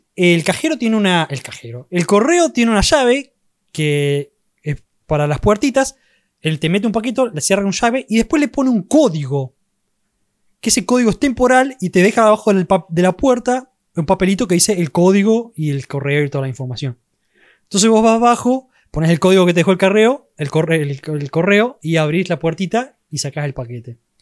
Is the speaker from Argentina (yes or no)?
yes; Argentina; más siendo argentino, para nosotros los argentinos